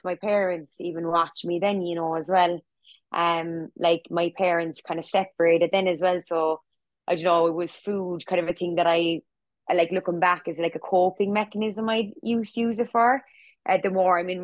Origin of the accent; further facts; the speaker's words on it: Cork, Munster, Ireland; I'm from Cork.